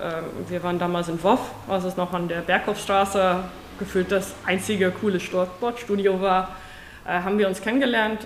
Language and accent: German; South Africa; German is a second language; moved away as an adult; now in Germany; keine Deutsche, wie man wahrscheinlich im Laufe dieses Gesprächs hören wird. Ähm, seit 2000 wohne ich in Deutschland, da habe ich, bin ich aus Südafrika die Liebe nach nach Deutschland gekommen.